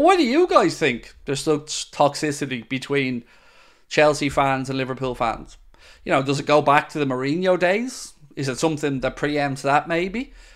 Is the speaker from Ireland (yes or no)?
yes; Ireland; I'm Irish